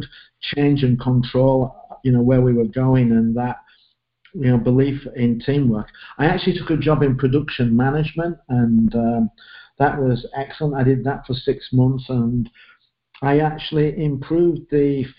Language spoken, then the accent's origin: English; Leeds, Yorkshire and the Humber, United Kingdom; moved away; I'm from Leeds in the north of England, grew up there and stayed there until I went to university